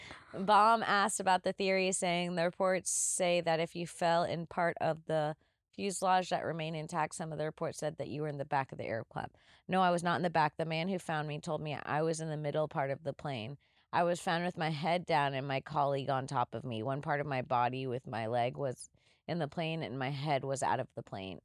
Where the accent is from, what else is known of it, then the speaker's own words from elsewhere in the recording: Florida, United States; as a child growing up in Florida